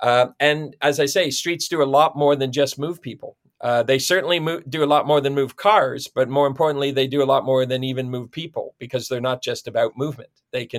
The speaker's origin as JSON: {"language": "English", "town": "Perth", "region": "Ontario", "country": "Canada", "tie": "born or raised there", "said": "I was born and raised in Ontario, town of Perth, Ontario is my hometown."}